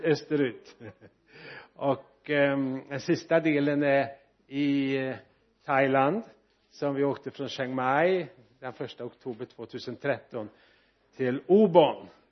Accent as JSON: {"language": "Swedish", "area": "Dalsland", "region": "Västra Götaland", "country": "Sweden", "also_born_or_lived": "Bäckefors", "said": "Jag är ju dalslänning och eh, född nära norska gränsen"}